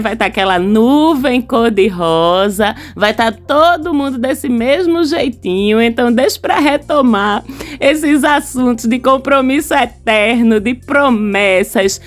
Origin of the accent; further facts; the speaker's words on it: Recife, Pernambuco, Brazil; Sou pernambucana, recifense